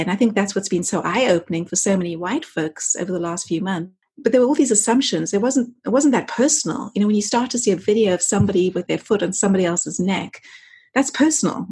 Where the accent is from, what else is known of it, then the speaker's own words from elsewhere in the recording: South Africa; moved away as an adult; also born or lived in London, United Kingdom; now in Los Angeles, United States; I grew up in South Africa uh, under the era of apartheid as a, as a white kid. I left there in my early 20s